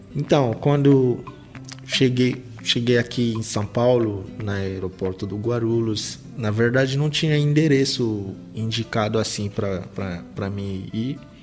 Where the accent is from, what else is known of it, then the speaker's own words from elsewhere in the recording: Kinshasa, DR Congo; Portuguese is a second language; moved away as an adult; now in Brazil; Sou de Kinshasa, nasci em Kinshasa em 1992